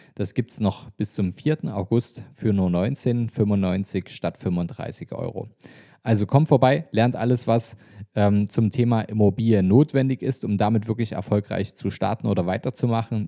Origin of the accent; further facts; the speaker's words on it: Dresden, Saxony, Germany; meine Heimatstadt Dresden